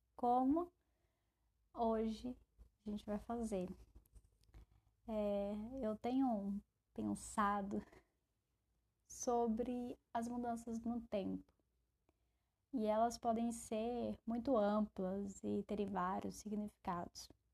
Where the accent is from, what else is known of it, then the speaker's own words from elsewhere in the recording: Brasília, Federal District, Brazil; Eu, como uma boa brasiliense, sempre carrego um guarda-chuva e um casaquinho